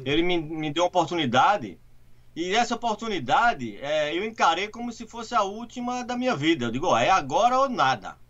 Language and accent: Portuguese; Recife, Pernambuco, Brazil; moved away as an adult; now in United States; eu sou de Recife, Pernambuco